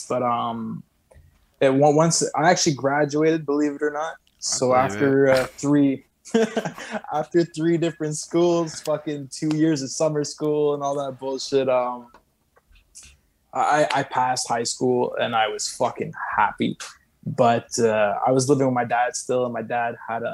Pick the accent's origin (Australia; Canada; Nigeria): Canada; Saint-Constant, Quebec; living in a fucking 1.5 in Saint-Constant. I went back to my hometown